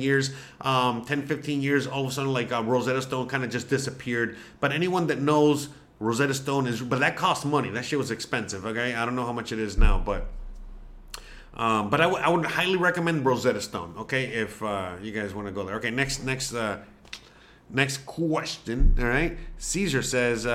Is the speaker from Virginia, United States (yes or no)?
no; Miami, Florida, United States; first language Spanish; English is a second language; moved away as an adult; now in Mérida, Mexico; I was born in Miami. My parents, okay, were Cuban